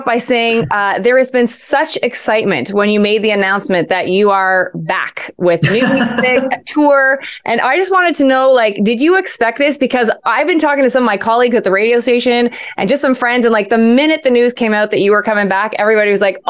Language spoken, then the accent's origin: English; Montreal, Quebec, Canada; my hometown here in Montreal